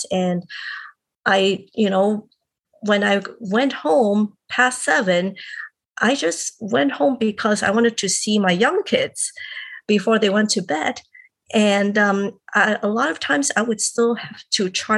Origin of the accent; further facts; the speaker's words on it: Hong Kong; I am originally from Hong Kong and I grew up there.